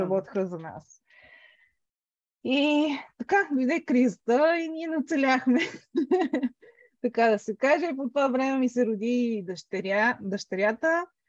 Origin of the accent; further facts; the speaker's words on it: Sofia, Sofia City, Bulgaria; moved away as an adult; now in England, United Kingdom; една голяма част от живота ми е минала в София. Това е родния ми град. Израснала съм общо взето а, там